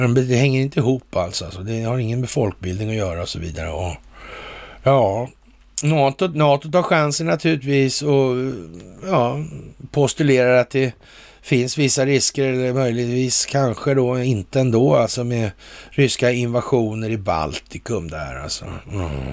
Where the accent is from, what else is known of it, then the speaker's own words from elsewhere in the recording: Sweden; som svensk